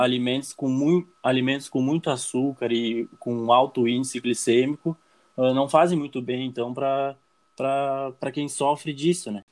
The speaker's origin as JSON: {"language": "Portuguese", "country": "Brazil", "said": "sou aqui do Brasil"}